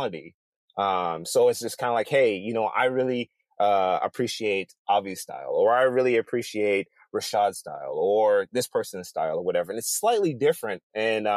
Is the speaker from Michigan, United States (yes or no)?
yes; Detroit, Michigan, United States; also born or lived in Bothell, Washington; now in Seattle, United States; I lived in the inner cities of Detroit